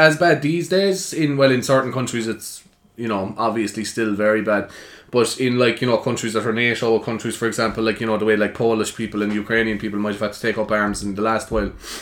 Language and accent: English; Carrigtwohill, Cork, Munster, Ireland